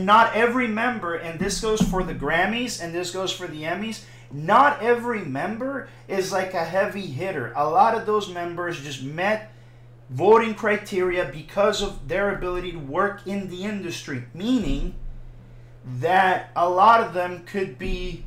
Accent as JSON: {"language": "English", "country": "Puerto Rico", "said": "I'm fucking Caribbean, I'm from Puerto Rico"}